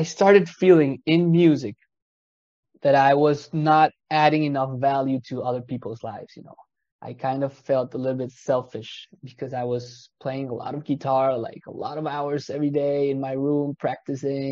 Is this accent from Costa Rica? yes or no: yes; Costa Rica; moved away as an adult; now in France; I'm originally from Costa Rica in Central America, where I started a career as a musician